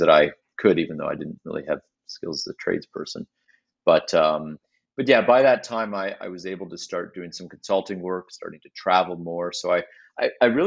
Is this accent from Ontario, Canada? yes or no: yes; Mississauga, Ontario, Canada; growing up in Mississauga, which is where I'm from originally